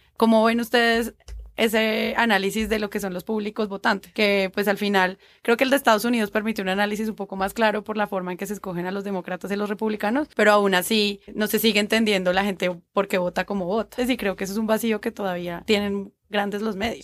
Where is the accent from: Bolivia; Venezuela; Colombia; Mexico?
Colombia